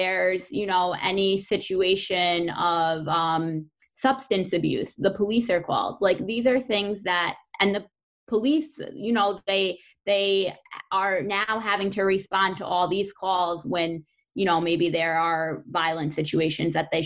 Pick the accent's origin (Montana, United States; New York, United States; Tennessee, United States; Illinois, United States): New York, United States; Fallsburg; I'm from Fallsburg, so I'm always very proud to be from Fallsburg. That's the community that raised me.